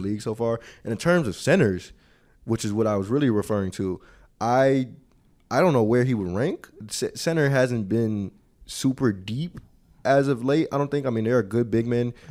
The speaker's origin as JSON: {"language": "English", "town": "Chicago", "region": "Illinois", "country": "United States", "moved": "yes", "said": "I am from the West Side, but it's a Sox, Sox crib, Sox household"}